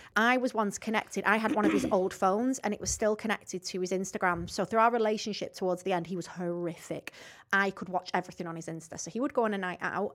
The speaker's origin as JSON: {"language": "English", "town": "Rossendale", "region": "North West England", "country": "United Kingdom", "said": "I'm actually from Rosendale"}